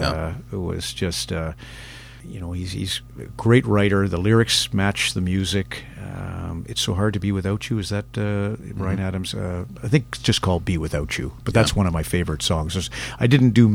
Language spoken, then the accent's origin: English; Alberta, Canada; Alberta boy